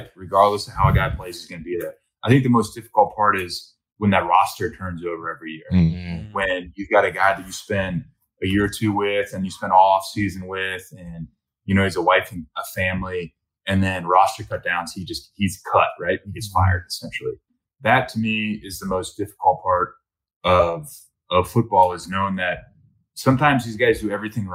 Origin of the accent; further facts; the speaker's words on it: Cincinnati, Ohio, United States; I grew up in Ohio in a small private old boys school.